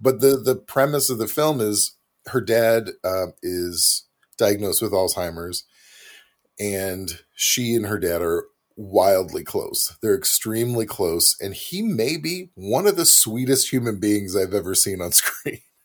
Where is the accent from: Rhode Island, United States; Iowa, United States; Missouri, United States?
Missouri, United States; moved away; I'm from Missouri originally